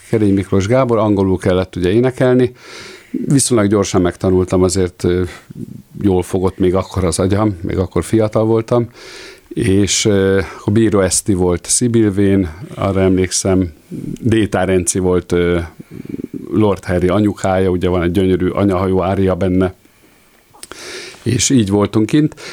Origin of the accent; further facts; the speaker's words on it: Hungary; mi magyarok vagyunk